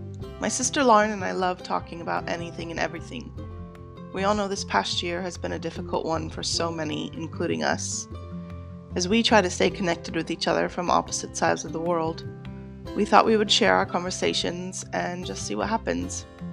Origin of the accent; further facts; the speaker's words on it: Las Vegas, Nevada, United States; growing up in Las Vegas, I always was excited when it was rainy and I got tired of the sunshine.